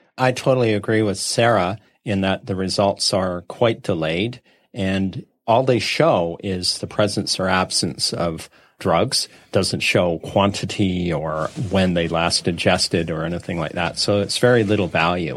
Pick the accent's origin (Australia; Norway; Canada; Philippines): Canada; Saskatchewan; I grew up in Saskatchewan